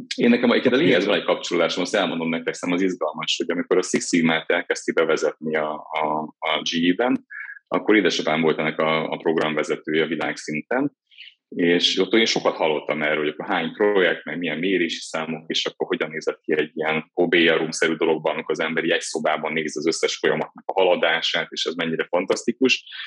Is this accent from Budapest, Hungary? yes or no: no; Miskolc, Borsod-Abaúj-Zemplén, Hungary; Miskolcon születtem, egy kicsi lakásban, édesapámmal, édesanyámmal laktam együtt bátyámmal